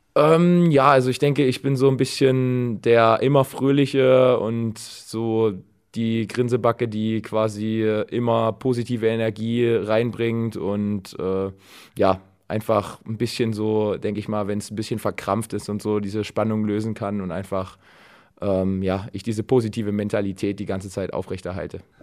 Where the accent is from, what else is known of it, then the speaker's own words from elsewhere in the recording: Dresden, Saxony, Germany; now in Düren, Germany; meine Heimatstadt Dresden